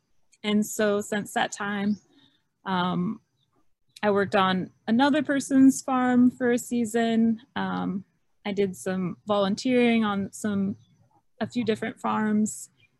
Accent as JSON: {"language": "English", "region": "Kansas", "country": "United States", "also_born_or_lived": "Missouri", "moved": "yes", "said": "Sure. I'm from Kansas."}